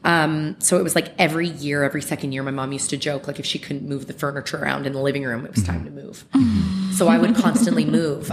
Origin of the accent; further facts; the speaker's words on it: Mississauga, Ontario, Canada; I grew up in Clarkson. I was born at the Trillium in Mississauga